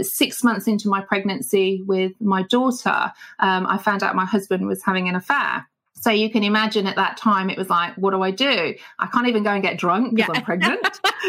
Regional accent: Manchester, North West England, United Kingdom; also born or lived in Papua New Guinea; Okay, so I'm originally from a place called Manchester here in the UK. That's where I was born. And we traveled around a lot, actually, as a family growing up.

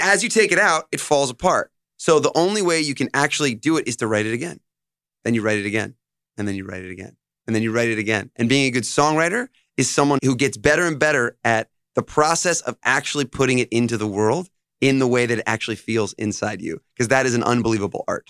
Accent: Monroe, New York, United States; also born or lived in Los Angeles / Nashville; they moved to New York, and that's where I grew up. I grew up here

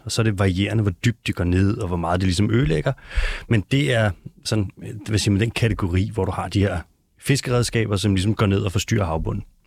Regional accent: North Zealand, near Gilleleje, Capital Region of Denmark, Denmark; accent: North Zealand; jeg er faktisk fra Nordjylland. Ikke så langt fra Gildeleje

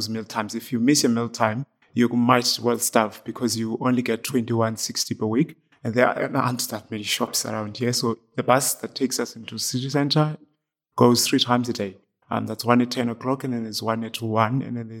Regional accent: Eastern Cape, South Africa; moved away as an adult; now in County Clare, Ireland; I was born in the Eastern Cape in South Africa

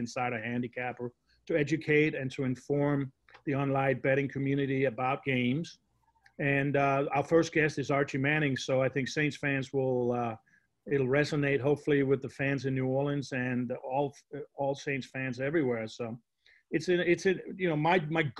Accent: Denmark; I grew up in Denmark

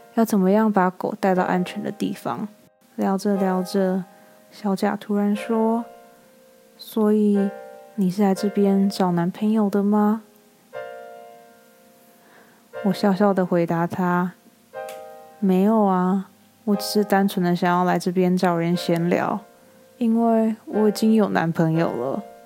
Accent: Taiwan; moved away as an adult; now in United States; 我是台湾人啊

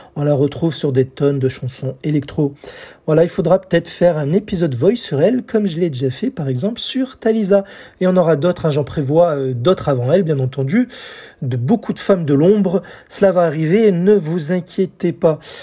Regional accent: France; chez nous en France

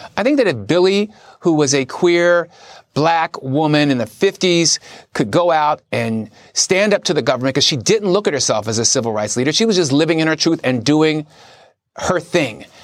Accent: Philadelphia, Pennsylvania, United States; my dad was a cop. And the only time I saw him cry, uh, we're from Philadelphia

